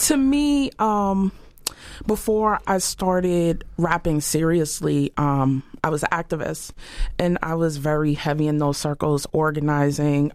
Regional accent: Boston, Massachusetts, United States; I grew up poor. I'm from Dorchester

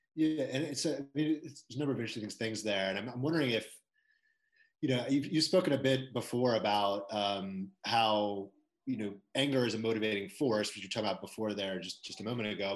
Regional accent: Maryland, United States; moved away; I'm from Maryland

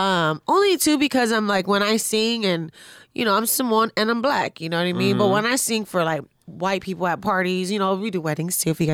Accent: Carson, California, United States; I'm from Carson.

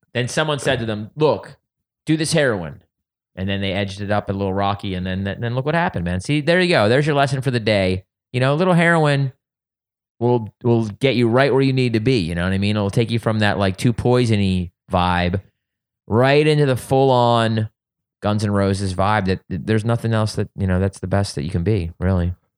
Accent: suburbs of Philadelphia, Pennsylvania, United States; moved away; also born or lived in Wilmington, Delaware / Ohio / California; I grew up in the suburbs of Philadelphia

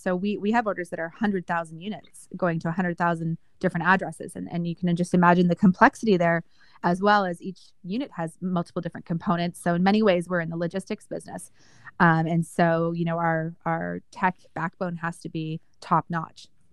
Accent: Calgary, Alberta, Canada; moved away as an adult; also born or lived in Toronto / Kingston / Boston; I was born and raised in Calgary, Alberta

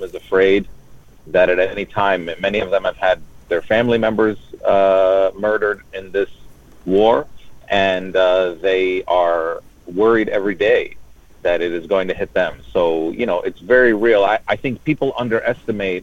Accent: United States; also born or lived in Jordan; I grew up my whole life in America. I was born in Jordan, but we came here when I was three

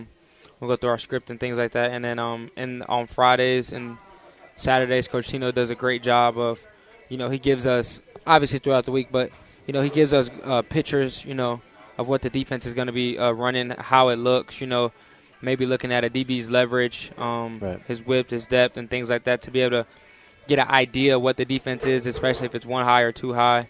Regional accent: Tampa, Florida, United States; moved away as an adult; now in Harrisonburg, United States; I grew up in Tampa

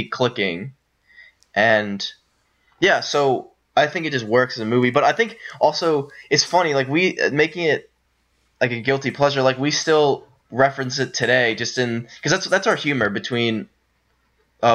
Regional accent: Pennsylvania, United States; also born or lived in Maryland; we're originally from Pennsylvania, and our dad moved to Maryland for his job

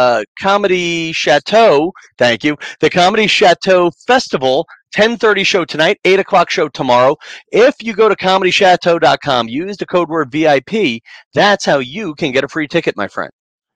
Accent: Massapequa, New York, United States; there's a memorabilia comic book shop in my hometown. And I don't think he sells anything. Massapequa, New York.

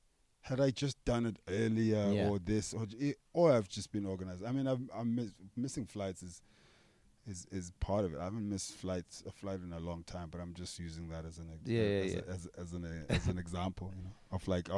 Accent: Cape Town, Western Cape, South Africa; moved away; I am from Cape Town.

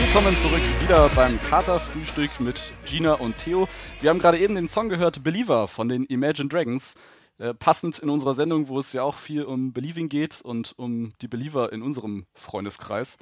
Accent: Germany; bei uns in Deutschland

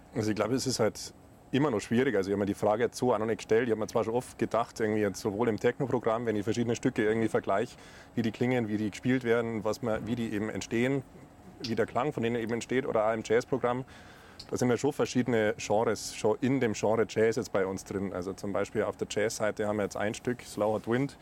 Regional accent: south of Munich, near Rosenheim, Bavaria, Germany; wir auch äh, quasi, ich äh, glaube, Luftlinie irgendwie so ein Kilometer oder was voneinander aufgewachsen sind. Äh, südlich von München, ja, in der Nähe von Rosenheim

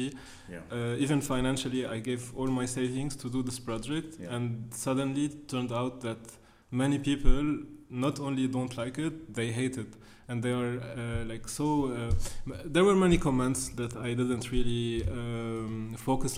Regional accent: Beirut, Beirut Governorate, Lebanon; being raised and growing up in Beirut

